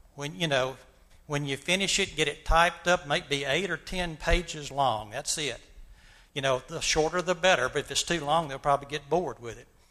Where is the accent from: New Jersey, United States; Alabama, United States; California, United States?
Alabama, United States; Montgomery; my experiences growing up in Montgomery, Alabama during the 1950s and 60s.